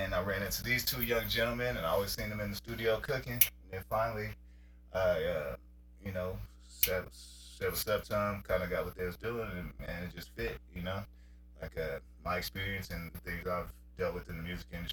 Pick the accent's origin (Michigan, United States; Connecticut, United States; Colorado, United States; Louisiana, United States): Colorado, United States; also born or lived in Queens, New York; I was born in Queens, New York, moved to Colorado when I was 10